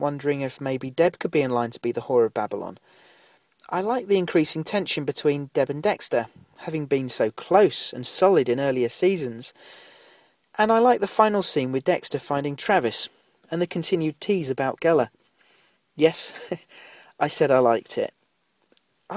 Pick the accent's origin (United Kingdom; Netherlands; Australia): United Kingdom; we're both British